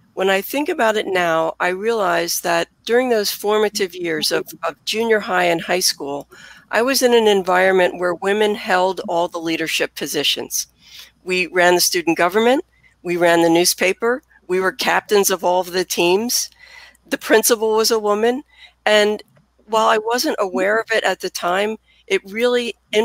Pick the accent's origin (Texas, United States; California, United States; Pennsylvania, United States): Pennsylvania, United States; Philadelphia; also born or lived in Bryn Mawr, Pennsylvania; as anyone can tell from my accent, I am a native Philadelphian